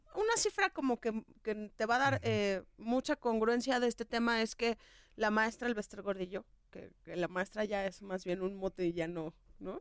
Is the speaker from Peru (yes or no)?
no; Mexico; la educación que tenemos como mexicanos